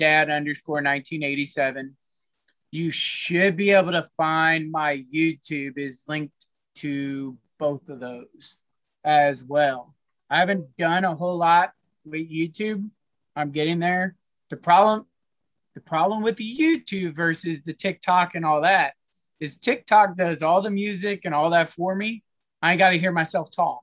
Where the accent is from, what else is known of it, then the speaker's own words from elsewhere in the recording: Columbia, Missouri, United States; I grew up and I was raised in Columbia, Missouri.